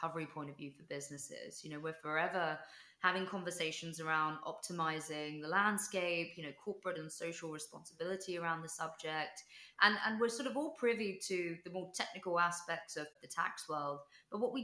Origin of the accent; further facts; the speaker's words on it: London, United Kingdom; I was born in London